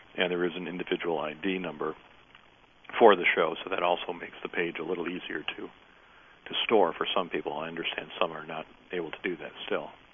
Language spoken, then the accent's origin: English; Highland Park, Michigan, United States; I grew up in Highland Park.